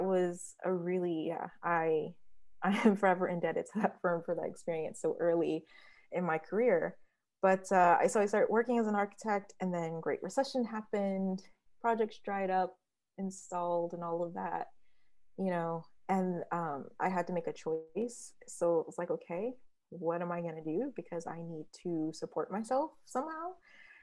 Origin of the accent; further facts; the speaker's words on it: Detroit, Michigan, United States; also born or lived in Ithaca, New York; now in Queens, New York, United States; I'm from Detroit, Michigan, originally.